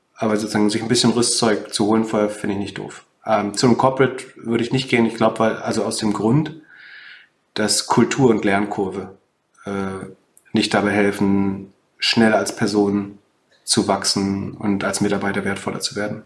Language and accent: German; Mecklenburg-Vorpommern, Germany; ich komme ja aus Mecklenburg-Vorpommern